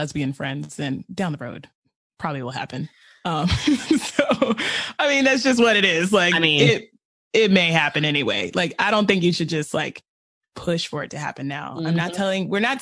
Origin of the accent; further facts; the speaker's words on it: the South, United States; I am from the South